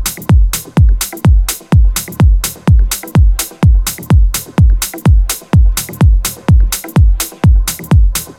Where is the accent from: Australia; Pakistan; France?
France; Paris, Île-de-France; I'm from Paris